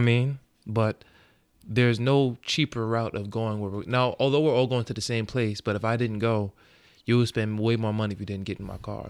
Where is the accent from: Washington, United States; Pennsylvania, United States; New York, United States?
New York, United States; Long Island; I come from Long Island